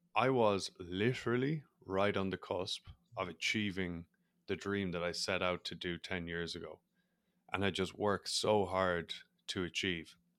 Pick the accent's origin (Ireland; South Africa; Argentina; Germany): Ireland; accent: Irish; as people probably are able to pick up on my accent, I'm Irish. So, growing up in Ireland, rugby was big